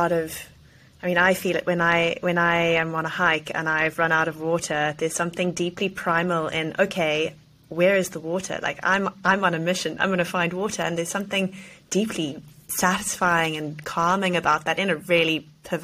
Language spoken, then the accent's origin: English; South Africa; moved away; I grew up in South Africa with a very outdoor upbringing